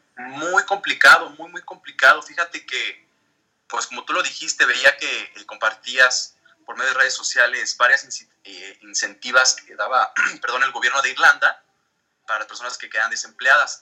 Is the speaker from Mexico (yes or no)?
yes; Mexico; also born or lived in Mexico City / Dublin; soy mexicano, vivo aquí en la Ciudad de México, ya tengo aproximadamente 10 meses que regresé ya de Dublín